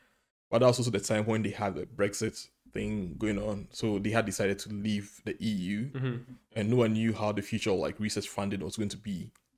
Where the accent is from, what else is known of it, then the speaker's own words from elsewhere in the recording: Ghana; now in United Kingdom; I'm originally from Ghana. It's a nice small country on the Atlantic in West Africa.